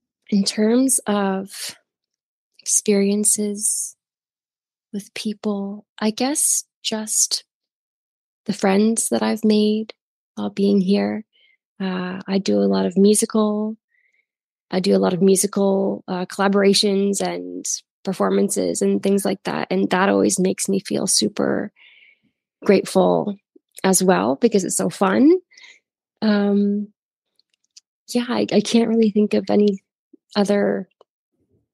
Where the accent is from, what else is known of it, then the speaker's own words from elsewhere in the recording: Canada; moved away as an adult; now in Brazil; I grew up in like a very rural area with a lot of farms